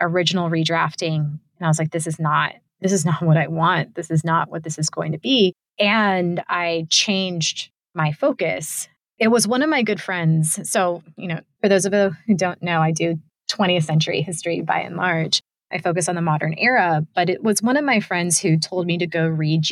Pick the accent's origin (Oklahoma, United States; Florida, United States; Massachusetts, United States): Florida, United States; Tampa; identified as Cuban American and from Tampa